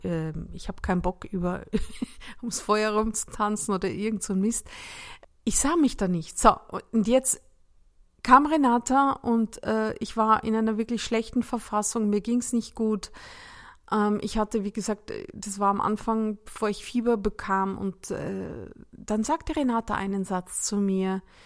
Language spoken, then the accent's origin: German; Salzburg, Austria; moved away; in der Nähe meiner Heimatstadt Salzburg